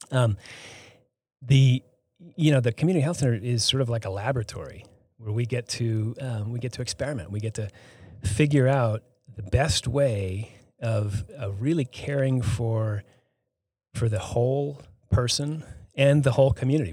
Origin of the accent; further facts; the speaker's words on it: Boston, Massachusetts, United States; moved away as an adult; now in Hardin, Montana, United States; I grew up, I'm not from Hardin. I grew up outside of, outside of Boston